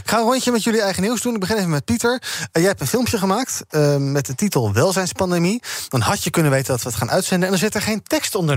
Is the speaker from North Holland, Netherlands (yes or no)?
no; Gouda, South Holland, Netherlands; mijn geboortestad Gouda